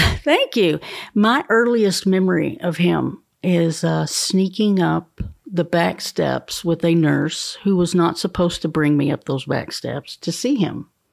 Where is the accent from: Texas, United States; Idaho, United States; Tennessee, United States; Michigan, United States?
Tennessee, United States; Fentress County; now in Cookeville, United States; I'm from Fentress County originally. We moved to Cookville when I was in the seventh